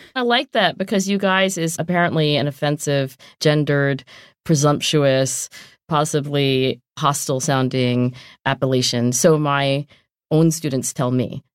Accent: southern New Jersey, United States; moved away; also born or lived in Oxford / Philadelphia; I am from southern New Jersey

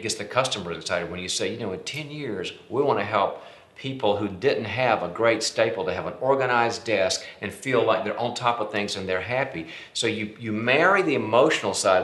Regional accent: North Carolina, United States; moved away as an adult; also born or lived in Dallas; I was born and raised in North Carolina

